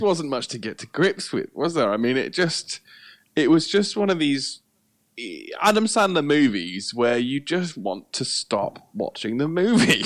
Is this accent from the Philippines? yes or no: no; United Kingdom; we're we're British